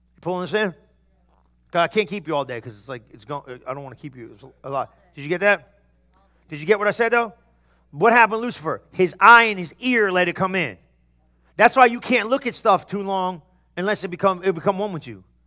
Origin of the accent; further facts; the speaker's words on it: New Jersey, United States; I'm from New Jersey